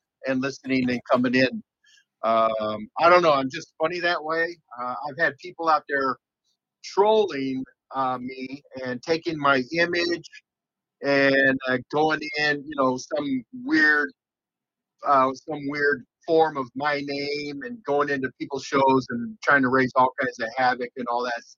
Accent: Tucson, Arizona, United States; I grew up in Tucson

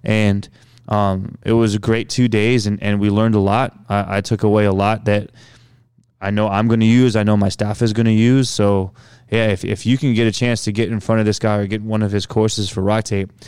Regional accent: Philippines; now in Indianapolis, United States; we eat with rice because we're Filipino and that's just what we do.

